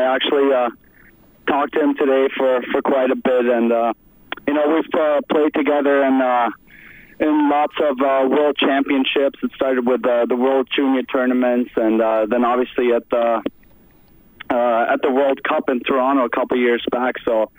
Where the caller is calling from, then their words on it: Germany; I'm calling from Germany right now.